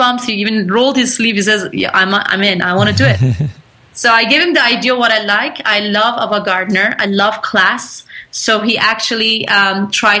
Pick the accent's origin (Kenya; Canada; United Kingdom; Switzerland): Canada; Toronto, Ontario; accent: mixture of Canadian, Persian, a little bit of Turkish; also born or lived in Iran / Turkey; I was raised here in Toronto, Canada